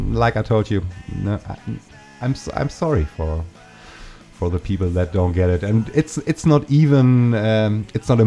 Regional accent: Germany; English is a second language; in my hometown. And the fact that you could get the record here in Germany

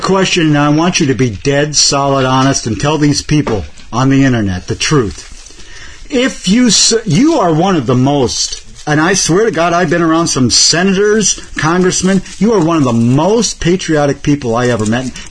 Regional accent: Cleveland, Ohio, United States; now in Detroit, United States; I was born in fucking Cleveland

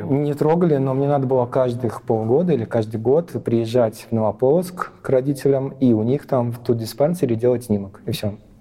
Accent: Belarus; also born or lived in Latvia; Когда был такой колобок, меня увезли угу. в Беларусь

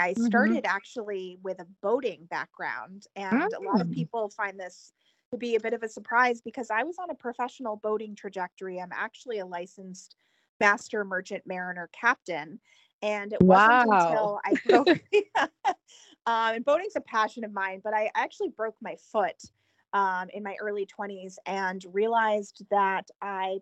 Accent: New Hampshire, United States; moved away as an adult; also born or lived in Emeryville, California / San Francisco; I was relocated back to the East Coast, where I'm originally from, to New Hampshire

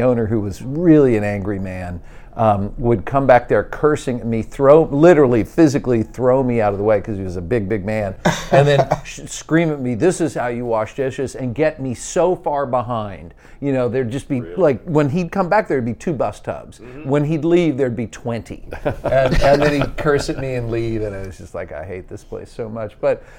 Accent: Midwest, United States; also born or lived in San Francisco Bay Area, California; We're all originally from the West Coast, but moved out here when I was a little kid

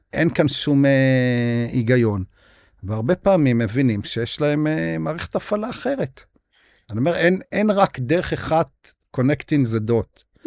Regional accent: Beit Zera, Northern District, Israel; אני נולדתי בקיבוץ בית זרע

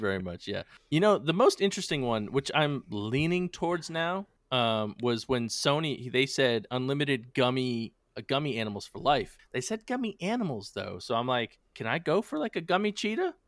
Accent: New England, United States; being from New England

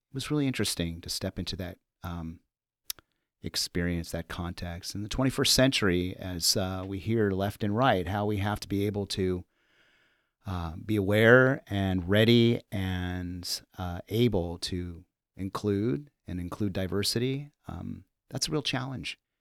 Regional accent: Los Angeles, California, United States; also born or lived in Central Connecticut / New York City; now in Chicago, United States; I'm from Los Angeles, born and raised

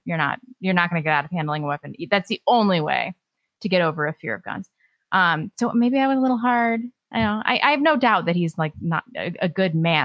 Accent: California, United States; moved away; I was born in California and lived there a bunch

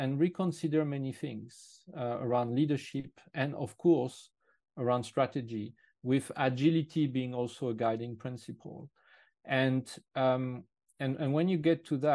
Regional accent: France; English is a second language; moved away as an adult; now in United Kingdom; I'm actually originally French, and I moved to the UK a long time ago in 96. Therefore, my accent is not completely the one of a local.

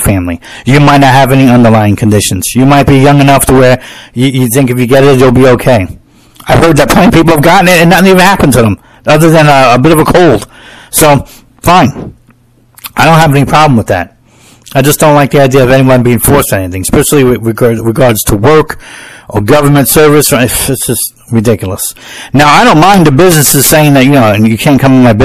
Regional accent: United States; I'm an American

